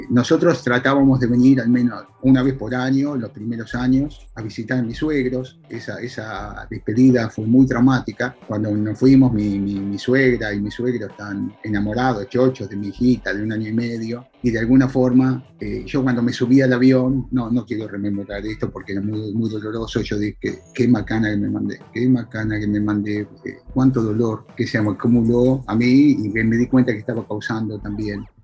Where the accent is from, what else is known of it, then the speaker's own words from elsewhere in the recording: Argentina; now in United States; yo soy argentino, eh, por un tiempo muy grande yo era argentina caminando en Estados Unidos. Yo era argentino, yo, soy argentino